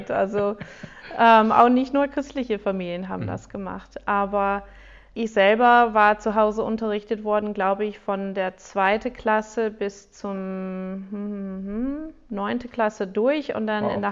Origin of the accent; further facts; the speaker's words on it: United States; accent: American; German is a second language; ich bin auch in Amerika groß geworden